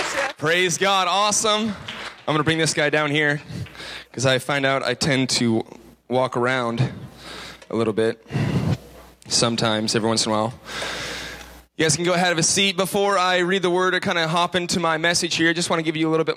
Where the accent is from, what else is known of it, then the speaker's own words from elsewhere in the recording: Tulsa, Oklahoma, United States; moved around to Tulsa, Oklahoma. My family moved there so my dad could become a children's pastor. So I grew up in Oklahoma.